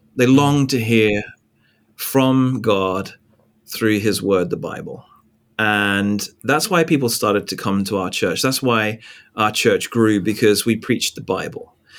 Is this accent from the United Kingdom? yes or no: yes; England, United Kingdom; moved away as an adult; also born or lived in Northern Ireland / Louisville, Kentucky; now in New York, United States; I'm from England. So I was born in England